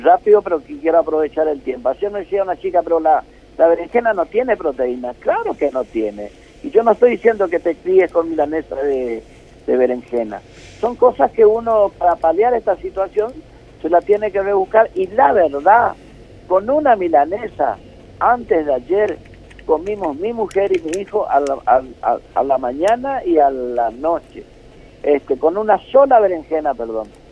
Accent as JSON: {"language": "Spanish", "country": "Argentina", "also_born_or_lived": "Rosario"}